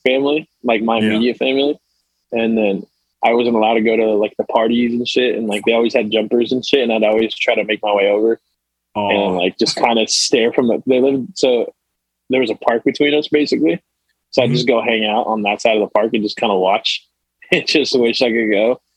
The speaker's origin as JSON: {"language": "English", "town": "Fullerton", "region": "California", "country": "United States", "tie": "born or raised there", "also_born_or_lived": "Anaheim, California / Huntington Beach, California", "said": "born and raised in Orange County"}